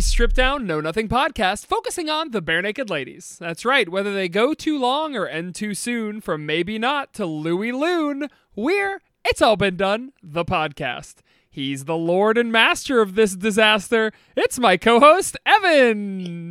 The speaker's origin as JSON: {"language": "English", "region": "Northeast Ohio", "country": "United States", "said": "we are from Northeast Ohio"}